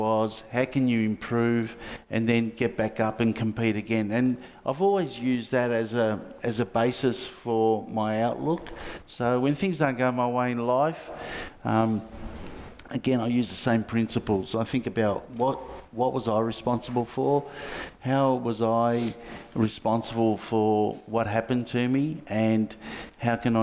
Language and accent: English; Australia